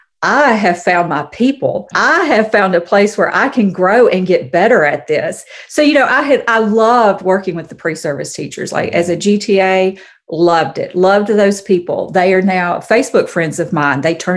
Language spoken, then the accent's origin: English; Alabama, United States; moved away as an adult; I am originally from Alabama. And so if I'm ever talking to someone and I reference home, I'm talking about Alabama. As an adult, we've lived in several different states, and so home is Alabama. And I grew up there never really thinking about living anywhere but Alabama.